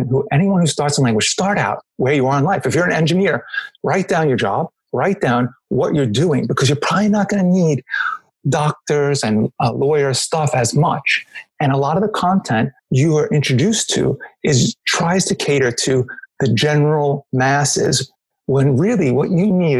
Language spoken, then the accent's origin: English; New York, United States; I'm American, so I'm from New York